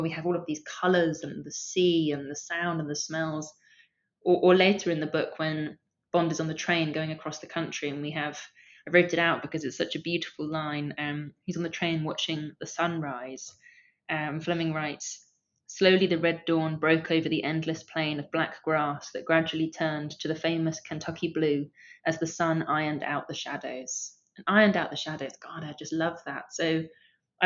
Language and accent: English; London, United Kingdom; I grew up in Camden Town